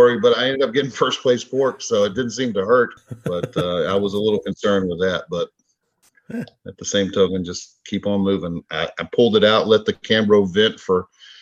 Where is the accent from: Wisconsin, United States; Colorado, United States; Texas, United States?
Texas, United States; I'm from Texas